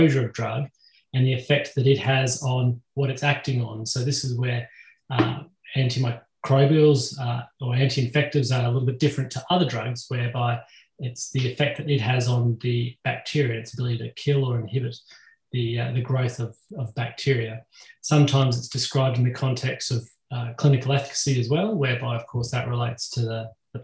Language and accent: English; Australia; I'm obviously from Australia